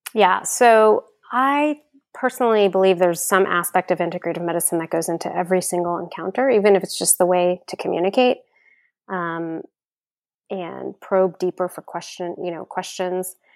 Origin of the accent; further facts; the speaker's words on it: Houston, Texas, United States; also born or lived in Austin, Texas; I grew up in Houston